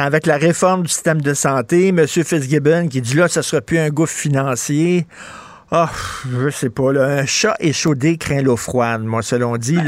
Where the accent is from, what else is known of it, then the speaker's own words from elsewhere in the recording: Montreal, Quebec, Canada; je viens d'un milieu pauvre. Je viens de Verdun, près, vous le savez, près de Pointe-Saint-Charles